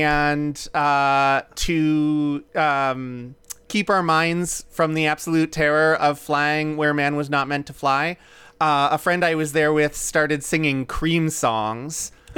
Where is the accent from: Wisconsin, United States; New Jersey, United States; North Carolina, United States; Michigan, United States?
Wisconsin, United States; Milwaukee; I come from Milwaukee, which is the home of culturally specific festivals.